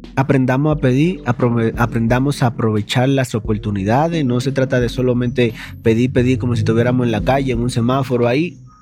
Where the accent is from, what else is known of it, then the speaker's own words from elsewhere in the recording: Dominican Republic; moved away; En mi país le decimos caco pelado